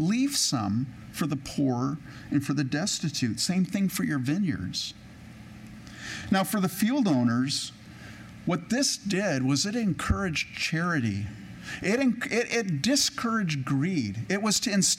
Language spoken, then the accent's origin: English; California, United States; I grew up in California, and I grew up on the coast, on the West Coast